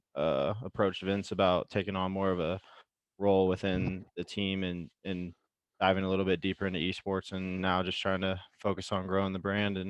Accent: Kansas City, United States; moved away as an adult; also born or lived in Wellsville, Kansas; now in Arizona, United States; I grew up in Kansas City. Met Carter out in Wellsville. Played sports there for a little while. Went to college. Studied economics at KU with Carter. And now I'm living out in Arizona.

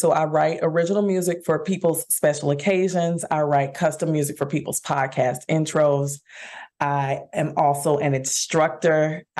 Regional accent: Dallas, Texas, United States; I'm born and raised in Dallas. Oak Cliff, baby. That's my hood.

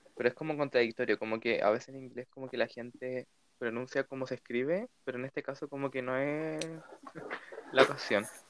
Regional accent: Chile

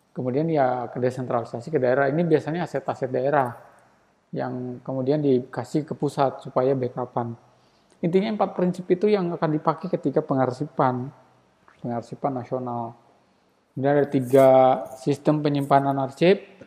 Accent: Baubau, Southeast Sulawesi, Indonesia; also born or lived in Central Java; di tempatku juga di Kota Bau-Bau

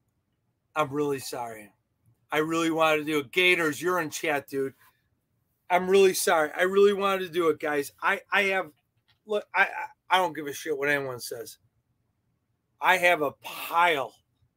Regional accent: Chicago, Illinois, United States; I'm from Chicago

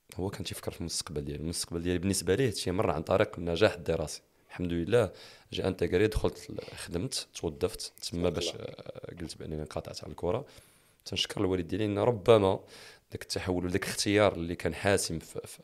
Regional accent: Meknes, Fès-Meknès, Morocco; also born or lived in Taounate; كبرت في مكناس زاديت في تاونس ولكن كبرت

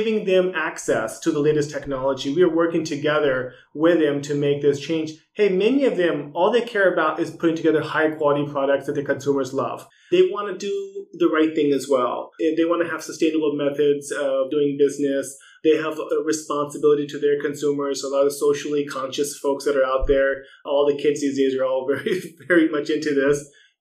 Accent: United States; As an American

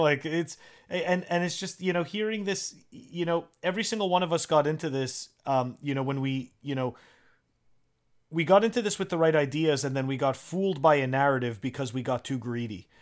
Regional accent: Canada; now in United States; I'm originally from Canada

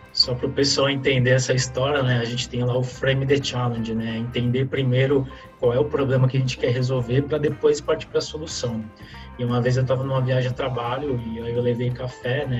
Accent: Santos, São Paulo, Brazil; also born or lived in Fernandópolis, São Paulo; eu nasci no interior de São Paulo, numa cidade chamada Fernandópolis

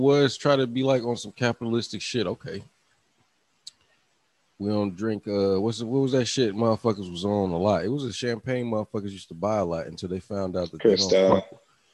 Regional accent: Virginia, United States; I'm from Virginia

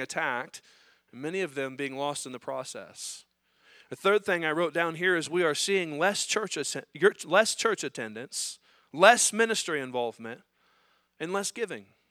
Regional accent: United States; as Americans, as American Christians

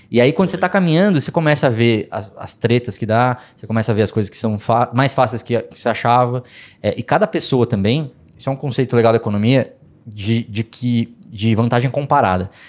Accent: Brazil; Eu sou brasileiro.

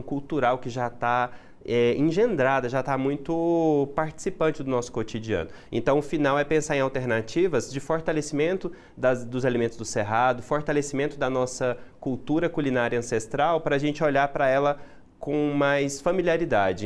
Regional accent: Goiás, Brazil; nós somos goianos

